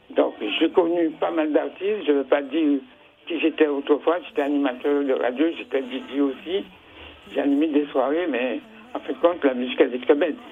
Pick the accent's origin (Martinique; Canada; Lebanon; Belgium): Martinique; je suis caribéen, je suis martiniquais, mais en je suis aussi africain.